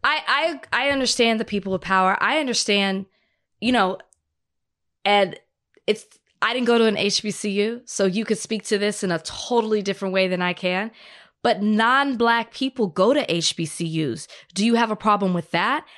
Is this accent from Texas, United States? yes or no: yes; Texas, United States; moved away as an adult; now in Los Angeles, United States; I'm new to L A. I'm excited that I have mountains. I come from Texas